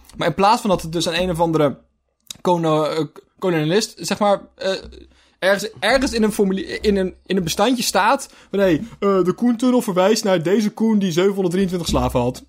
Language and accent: Dutch; Zeeland, Netherlands; wij komen uit Zeeland